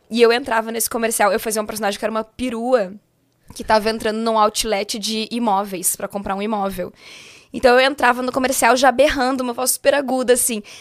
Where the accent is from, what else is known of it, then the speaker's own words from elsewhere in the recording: Porto Alegre, Rio Grande do Sul, Brazil; Eu sou de Porto Alegre, né? E tinha uma casa noturna lá em Porto Alegre